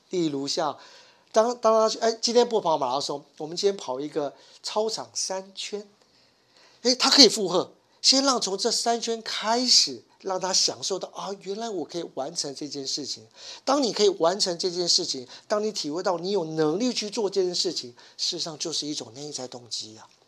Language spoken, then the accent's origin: Chinese; Taiwan; 我们台湾人